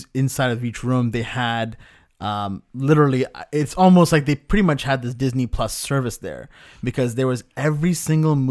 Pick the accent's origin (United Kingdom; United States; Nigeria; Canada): Canada; as a Canadian